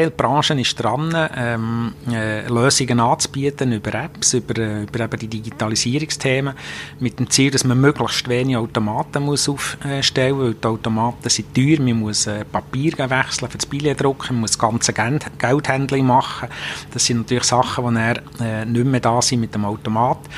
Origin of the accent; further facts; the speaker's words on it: Bern, Switzerland; Ich bin in der Stadt Bern aufgewachsen, da ist man endlich IB-Fan.